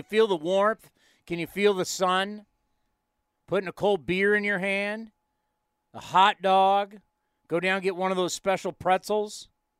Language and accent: English; San Diego, California, United States; moved away as an adult; now in San Jose, United States; I'm a sea level guy. I've always lived around sea level. I've lived in San Jose since 1991. I grew up in San Diego, so I did not grow up in the snow. I did not grow up in the cold. I have not lived in the cold.